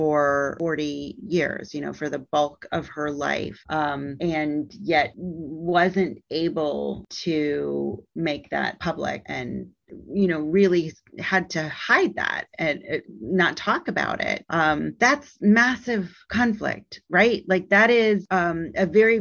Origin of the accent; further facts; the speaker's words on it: Midwest, United States; moved away as an adult; now in Alabama, United States; I've lived in the South for 17 years and have been in this position of being a Midwesterner